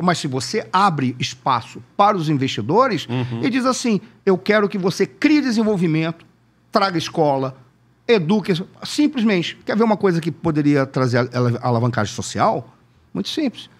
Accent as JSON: {"language": "Portuguese", "town": "Manaus", "region": "Amazonas", "country": "Brazil", "tie": "born or raised there", "said": "eu sou de Manaus"}